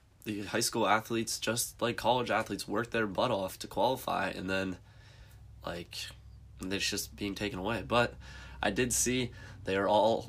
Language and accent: English; Pennsylvania, United States; we're from Pennsylvania, so our athletic association in Pennsylvania is the PIAA